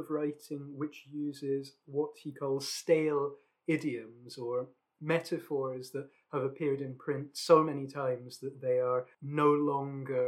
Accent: Scotland, United Kingdom; being Scottish

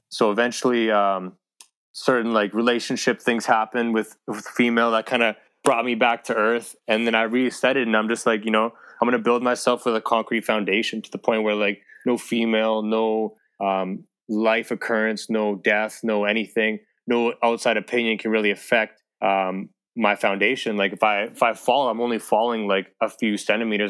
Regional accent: Edmonton, Alberta, Canada; born and raised Edmonton, Alberta

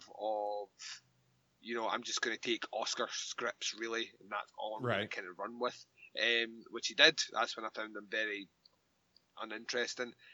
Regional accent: Scotland, United Kingdom; accent: Scottish; moved away; how Scottish my accent went

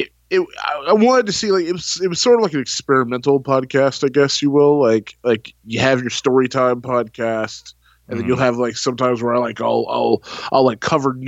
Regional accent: Texas, United States; I am from the Lone Star State, man. I'm from the beautiful country of Texas

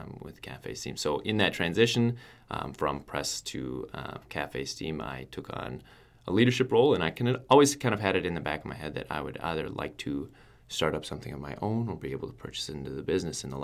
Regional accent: Eyota, Minnesota, United States; also born or lived in Fargo, North Dakota; I was born and raised in Eota, Minnesota

